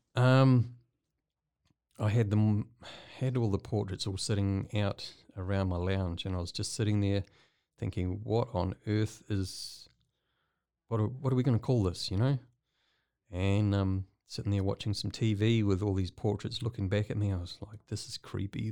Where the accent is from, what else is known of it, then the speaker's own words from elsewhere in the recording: New Zealand; moved away as an adult; now in Waco, United States; I'm not from Waco. I'm from New Zealand